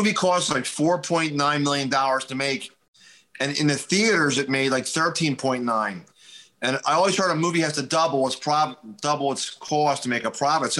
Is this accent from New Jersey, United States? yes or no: no; Philadelphia, Pennsylvania, United States; I grew up in Northeast Philadelphia